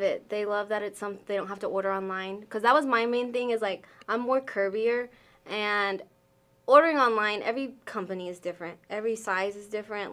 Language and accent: English; Arkansas, United States; also born or lived in Wyoming; I grew up here. Uh, I was moved here when I was six months old